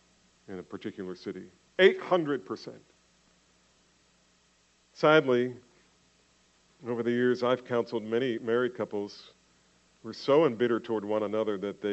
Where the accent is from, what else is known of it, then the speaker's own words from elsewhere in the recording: New Jersey, United States; When I was young, growing up in New Jersey